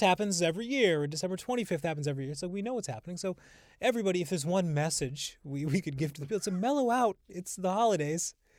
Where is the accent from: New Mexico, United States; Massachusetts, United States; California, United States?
Massachusetts, United States; Holyoke; now in Brooklyn, United States; growing up in Holyoke, we had, my grandmother lived across the street.